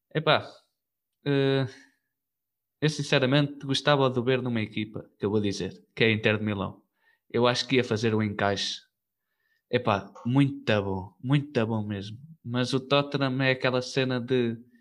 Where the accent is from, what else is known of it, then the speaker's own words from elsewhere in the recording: Pombal, Leiria District, Portugal; nós somos, nós somos de, de Pombal, aqui entre Leiria e Coimbra